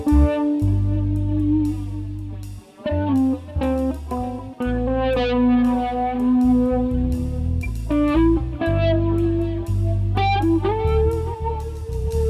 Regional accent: Ann Arbor, Michigan, United States; I grew up in Ann Arbor, Michigan, and it was a pretty weird place

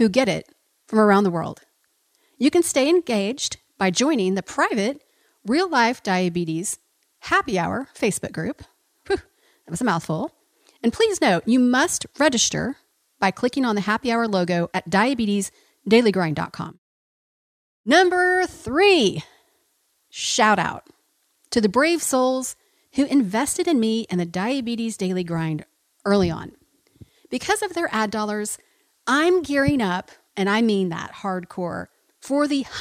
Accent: Oklahoma, United States; moved away as an adult; now in San Antonio, United States; my home state of Oklahoma

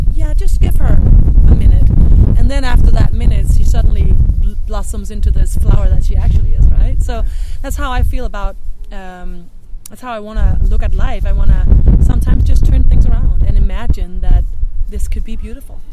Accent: Denmark; English is a second language; moved away as an adult; now in Seattle, United States; I'm from Denmark, just putting it out there already, so you guys know that there's going to be a very thick accent here.

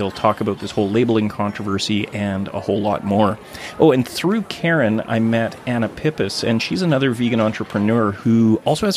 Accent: Gibsons, British Columbia, Canada; my hometown of Gibson's

